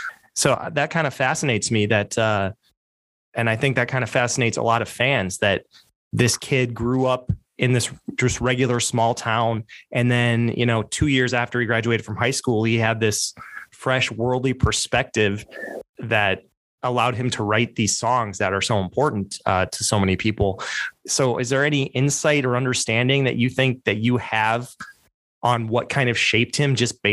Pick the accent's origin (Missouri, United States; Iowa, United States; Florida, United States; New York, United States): Iowa, United States; No one particularly impressive or culturally relevant ever came out of my hometown in Iowa.